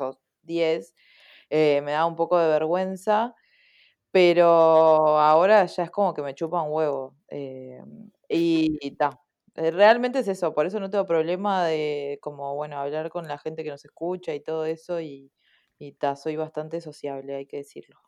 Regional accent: Uruguay; somos de Uruguay, ¿no? Hay que, por si no se dieron cuenta que nuestro acento es diferente

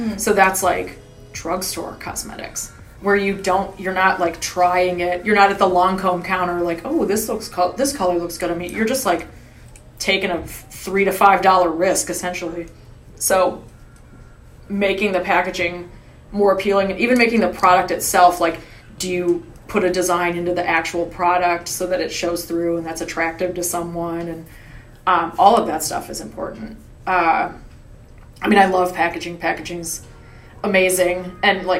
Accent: Cleveland, Ohio, United States; moved away; I'm from Cleveland

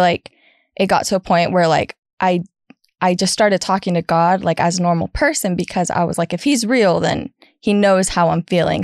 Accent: California, United States; moved away as an adult; now in Texas, United States; I am originally from California, born and raised

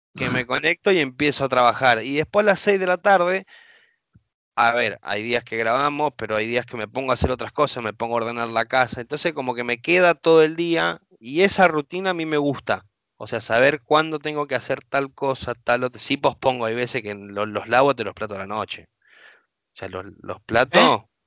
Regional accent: Argentina; como todo argentino

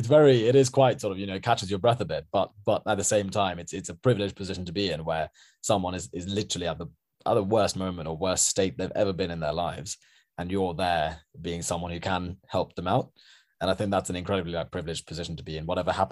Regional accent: Sri Lanka; because I'm from Sri Lanka originally

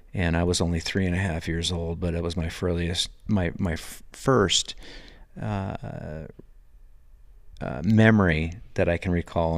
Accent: Sebastopol, California, United States; moved away as an adult; also born or lived in St. Helena, California; now in Belgrade, United States; growing up in Sebastopol, California

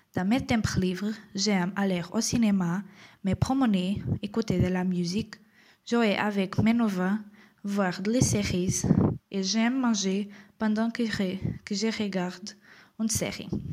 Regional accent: Portugal; French is a second language; Je suis portugaise

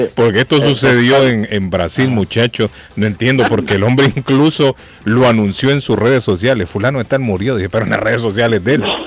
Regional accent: Honduras; now in Boston, United States; en mi país, en Honduras

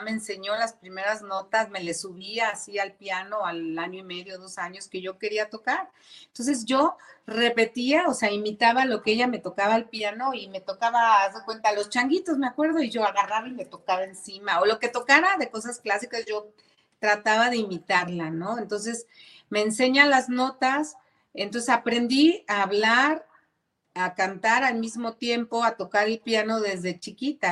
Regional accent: Zapopan, Jalisco, Mexico; quiero agradecerle a mi tierra, sí quiero agradecerle a Zapopan

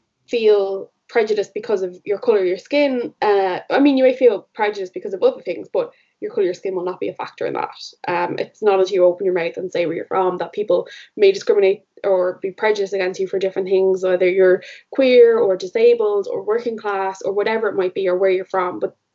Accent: Leinster, Ireland; we're from the Republic near Dublin.

